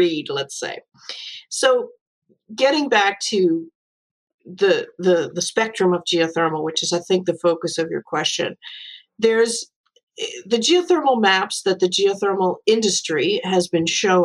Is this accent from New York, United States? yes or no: yes; New York, United States; I'm from New York